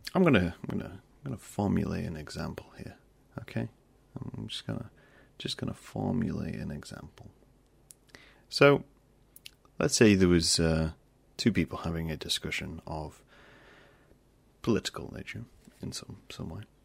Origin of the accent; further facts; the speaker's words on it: United Kingdom; also born or lived in Lincoln, Lincolnshire; I'm British